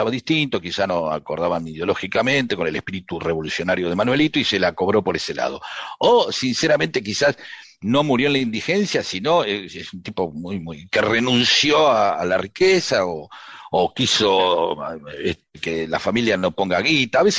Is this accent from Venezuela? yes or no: no; Ciudad Evita, Buenos Aires Province, Argentina; also born or lived in Merlo; Soy de Merlo, pero me crié en la Ciudad Evita, eh, a manzanas de Cátulo Castillo, y tengo toda la mitología que rodeó su vida.